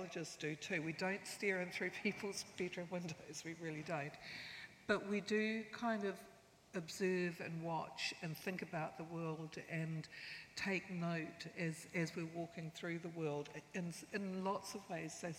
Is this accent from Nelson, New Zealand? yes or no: no; Rotorua, Bay of Plenty, New Zealand; I was born in Rotorua, and we grew up moving back and forth between Ngāti Whakaui Marae